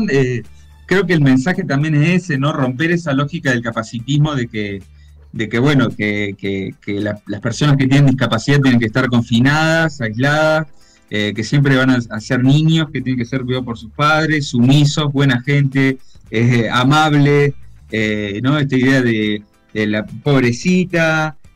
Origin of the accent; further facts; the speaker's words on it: Villa Carlos Paz, Córdoba, Argentina; eh, soy de Carlos Paz